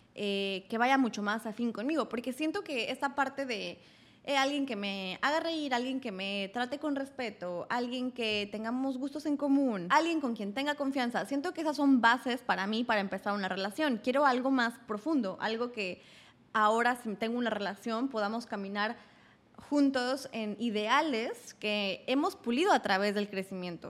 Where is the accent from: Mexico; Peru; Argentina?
Mexico; Querétaro; moved away as an adult; now in Mexico City, Mexico; Tenía 18 años, venía de crecer en Querétaro